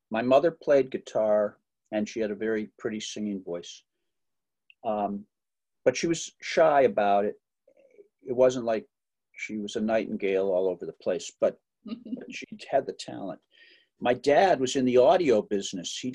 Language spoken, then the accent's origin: English; Ohio, United States; accent: Ohio accent; now in Boston, United States; I think maybe I kept my Ohio accent because I don't really have the Boston accent that you hear in the movies.